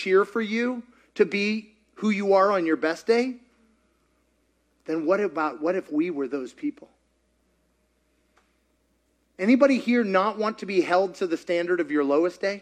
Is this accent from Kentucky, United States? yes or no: yes; Kentucky, United States; I grew up in Kentucky